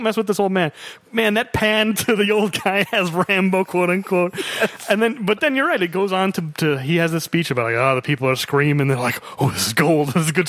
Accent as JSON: {"language": "English", "country": "United States", "said": "As an American"}